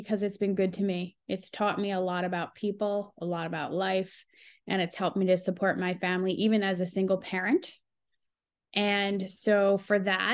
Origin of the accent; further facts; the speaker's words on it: Hunterdon County, New Jersey, United States; I'm a country Jersey girl